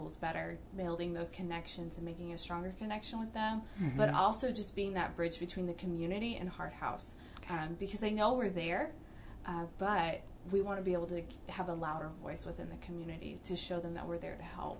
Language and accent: English; Georgia, United States; accent: southern drawl; moved away as an adult; now in Texas, United States; I'm from Georgia